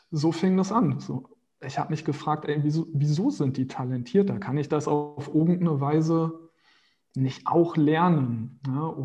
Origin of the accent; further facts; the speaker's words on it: Berlin, Germany; also born or lived in Brazil; Aber den Großteil meiner, meiner Zeit habe ich immer in Berlin verbracht. Das ist meine Heimat.